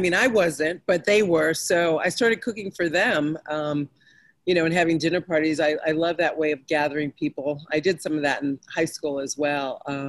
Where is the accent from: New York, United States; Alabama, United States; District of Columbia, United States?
New York, United States; Rochester; moved away as an adult; also born or lived in Hartford, Connecticut / Virginia; So we moved to Rochester when I was two. That's where I grew up.